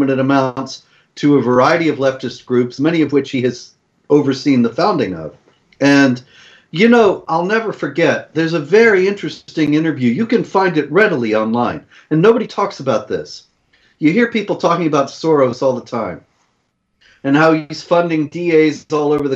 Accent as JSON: {"language": "English", "country": "United States", "said": "as an American"}